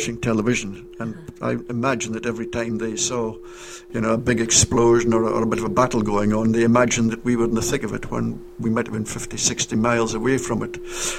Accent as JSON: {"language": "English", "town": "Auchnagatt", "region": "Scotland", "country": "United Kingdom", "tie": "born or raised there", "moved": "yes", "said": "I'm from Auchnagat."}